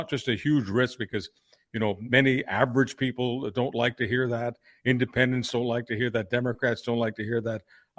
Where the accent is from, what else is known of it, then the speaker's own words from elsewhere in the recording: Canada; I'm not an American. I'm a Canadian